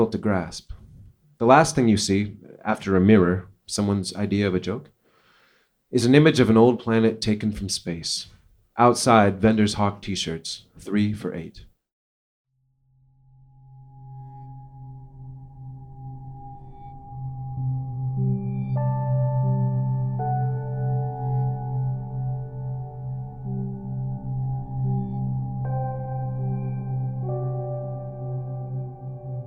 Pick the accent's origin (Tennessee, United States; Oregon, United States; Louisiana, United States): Oregon, United States; Portland; now in Minneapolis, United States; I was born in Portland, Oregon. I live in Minneapolis, Minnesota. I've lived there for many years